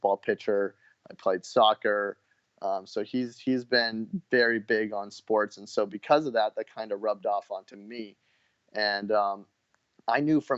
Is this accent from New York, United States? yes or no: no; Orange County, California, United States; also born or lived in Los Angeles, California; I was born in LA, but I grew up in Orange County